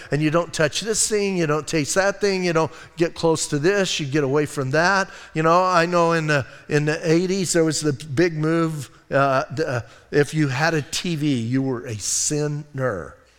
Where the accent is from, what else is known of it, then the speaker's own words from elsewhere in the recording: Bisbee, Arizona, United States; I'm from Bisbee